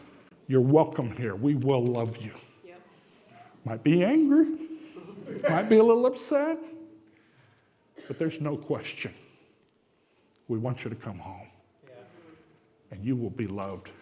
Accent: Japan; moved away; Growing up in Japan

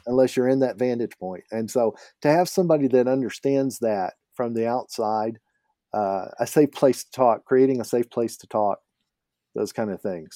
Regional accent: Oklahoma, United States; now in Alberta, Canada; I grew up in Oklahoma, and we called it pot there

